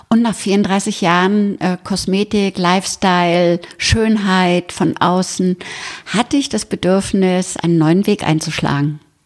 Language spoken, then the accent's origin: German; Berlin, Germany; now in Bad Tölz, Germany; ich komme aus Berlin, also geboren in Berlin